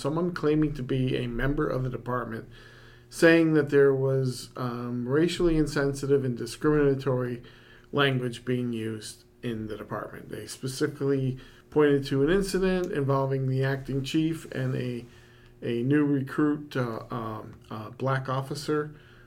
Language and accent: English; Rochester, New York, United States; moved away as an adult; I grew up in Rochester, New York, not known as maple country